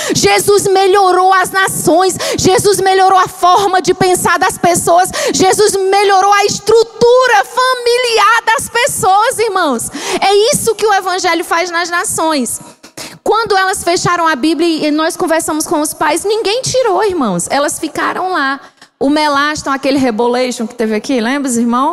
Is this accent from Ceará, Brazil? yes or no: yes; Ceará, Brazil; moved away as an adult; now in Angola; Eu sou mesmo cearense